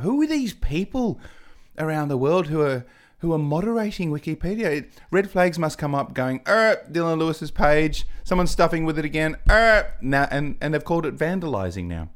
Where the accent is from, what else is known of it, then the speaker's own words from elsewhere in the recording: Adelaide, South Australia, Australia; also born or lived in England; I'm from Adelaide.